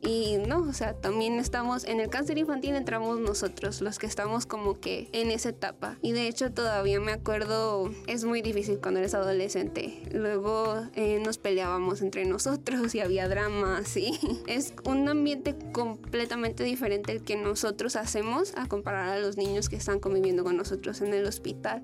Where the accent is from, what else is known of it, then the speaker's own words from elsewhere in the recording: Los Mochis, Sinaloa, Mexico; yo soy de provincia, yo soy de los Mochis